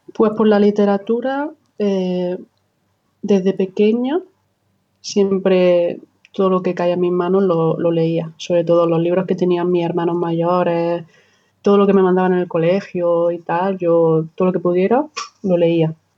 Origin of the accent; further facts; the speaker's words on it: Almería, Andalusia, Spain; soy almeriense del del sur de España